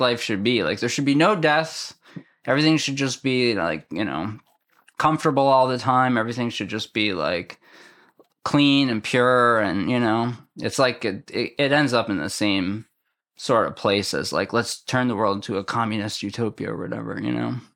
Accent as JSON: {"language": "English", "region": "Massachusetts", "country": "United States", "moved": "yes", "lives_now": "West Orange, United States", "said": "I'm from Massachusetts."}